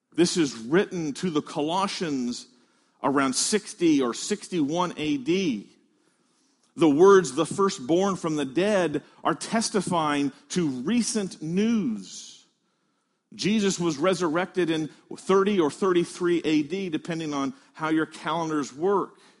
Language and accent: English; Midwest, United States; moved away; I came from the Midwest where there are a lot of chicken farms